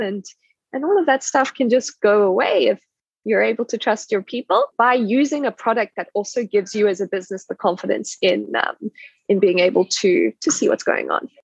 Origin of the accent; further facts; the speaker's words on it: South Africa; moved away; I'm South African